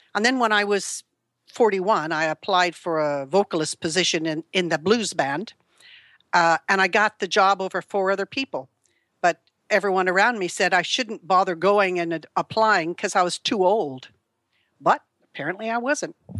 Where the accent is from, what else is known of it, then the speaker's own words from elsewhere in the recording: California, United States; moved away as an adult; now in United Kingdom; I was born in California in nineteen forty-three to a very, uh, dysfunctional family